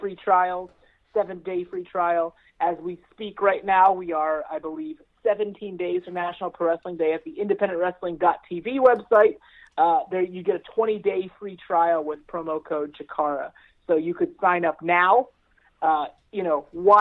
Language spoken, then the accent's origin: English; Palmyra, Pennsylvania, United States; moved away as an adult; now in Lancaster, United States; I grew up in Palmyra. I live in Lancaster